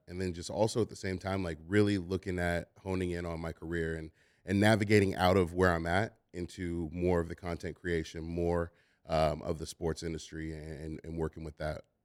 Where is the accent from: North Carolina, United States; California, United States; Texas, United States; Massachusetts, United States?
California, United States; Oakland; I'm, I'm from Oakland